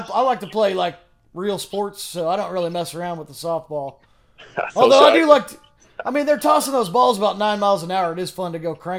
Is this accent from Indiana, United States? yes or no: yes; Indiana, United States; I was originally from Indiana.